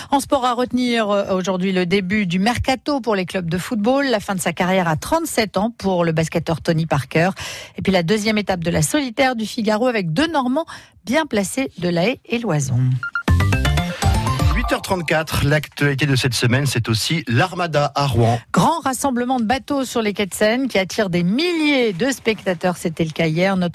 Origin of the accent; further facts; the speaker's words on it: Namur, Wallonia, Belgium; On vient de Belgique, euh, de Namur.